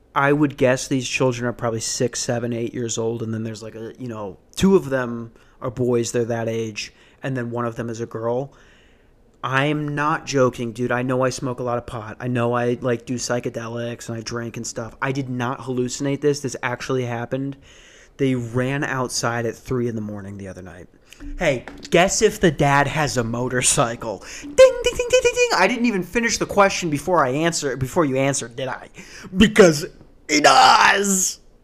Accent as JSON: {"language": "English", "town": "Ambridge", "region": "Pennsylvania", "country": "United States", "moved": "yes", "lives_now": "Phoenix, United States", "said": "I'm from the Berg"}